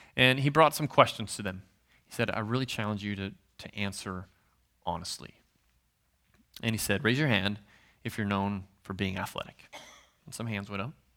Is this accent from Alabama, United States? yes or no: no; Nebraska, United States; I'm from Nebraska, so I'm a Husker fan